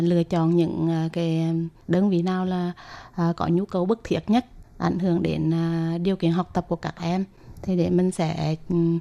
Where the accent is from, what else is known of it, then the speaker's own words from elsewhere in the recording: Huế, Thua Thien Hue, Vietnam; mình đến từ uh, thành phố Huế, tỉnh Thừa Thiên Huế